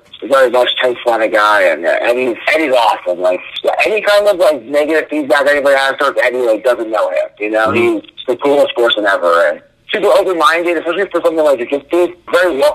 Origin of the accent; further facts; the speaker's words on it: New Jersey, United States; I'm from New Jersey